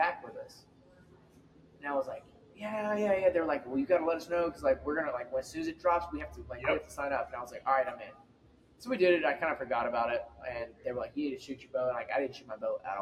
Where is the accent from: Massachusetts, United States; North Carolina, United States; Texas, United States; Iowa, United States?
Texas, United States; Hallettsville; I grew up in Hallettsville, population 2,500.